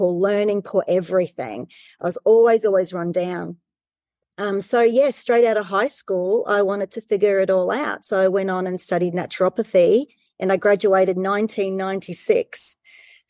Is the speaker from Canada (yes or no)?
no; New Zealand; I grew up in New Zealand